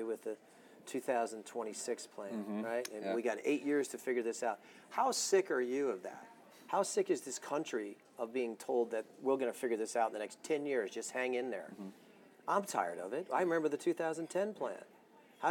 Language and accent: English; United States; We're American